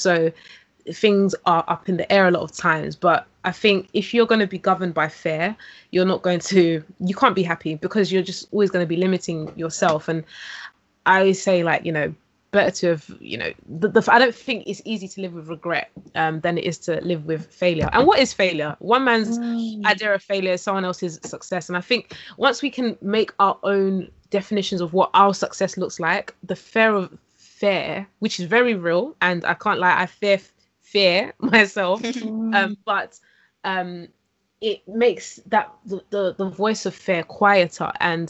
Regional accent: London, United Kingdom; Yes, East London.

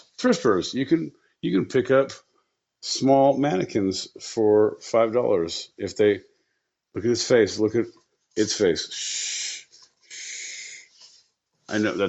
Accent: New Jersey, United States; We're from Jersey, baby. We're from Jersey.

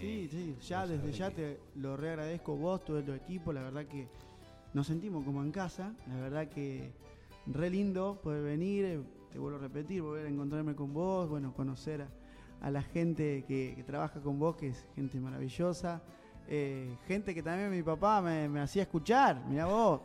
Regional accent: Duggan, Buenos Aires, Argentina; also born or lived in England; en mi pueblo, en Dugan, donde yo nací

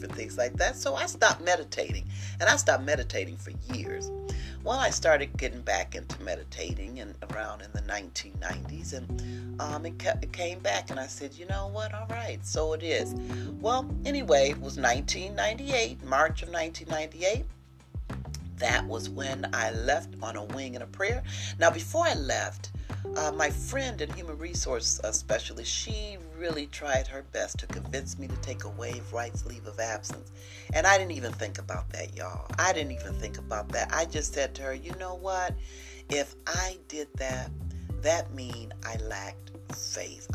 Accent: Missouri, United States; I'm from the state of Missouri. I'm from the Show Me State.

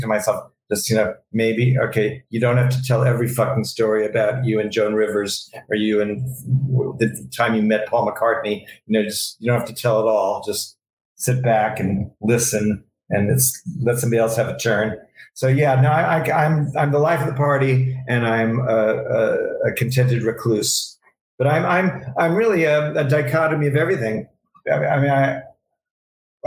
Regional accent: New York City, New York, United States; I was from New York City

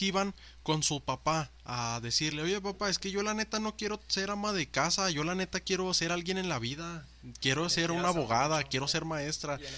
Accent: Mexico; soy moreno, soy mexicano

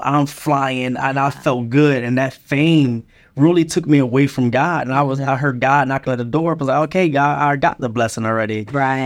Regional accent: Philadelphia, Pennsylvania, United States; moved away; also born or lived in Charlotte, North Carolina; I was raised in Philadelphia

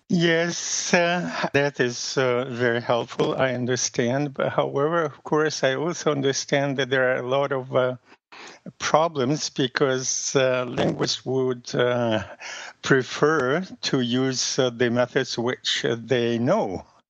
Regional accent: Russia; first language Russian; English is a second language; moved away; my native language is Russian

